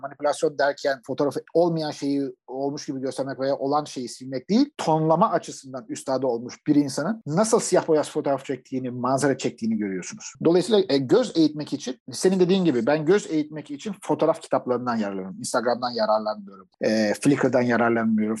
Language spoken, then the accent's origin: Turkish; Turkey; moved away; yurt dışında yaşayan bir Türk olarak